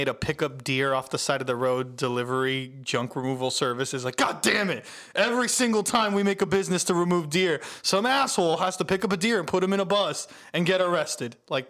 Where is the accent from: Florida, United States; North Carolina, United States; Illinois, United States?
Florida, United States; Miami; I am from Miami, Florida